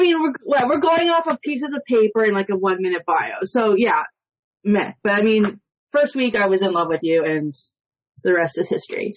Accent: Toronto, Ontario, Canada; I'm from Toronto

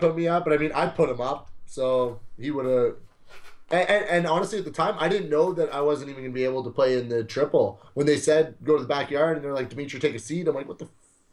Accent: Edson, Alberta, Canada; I'm a nobody from Edson

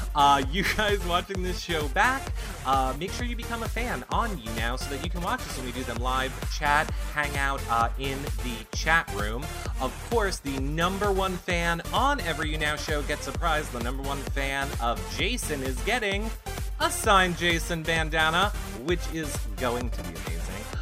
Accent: New York, United States; I'm from New York

